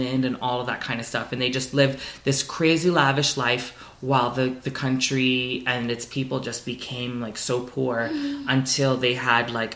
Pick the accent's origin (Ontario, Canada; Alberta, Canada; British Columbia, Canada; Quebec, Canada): Ontario, Canada; Toronto; I'm like, Toronto